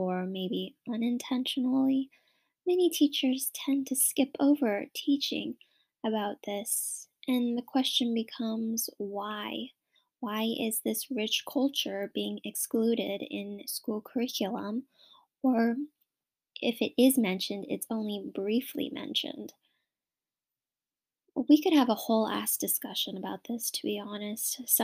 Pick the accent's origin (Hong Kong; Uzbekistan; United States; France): United States; Wapato, Washington; I am from Wapato, Washington, born and raised here, and I actually live on the Yakima Indian Reservation